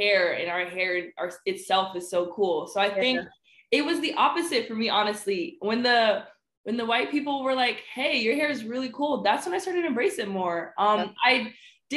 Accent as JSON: {"language": "English", "town": "Oxon Hill", "region": "Maryland", "country": "United States", "tie": "born or raised there", "said": "I'm from Oxon Hill. A lot of people don't know. It's pretty ghetto there."}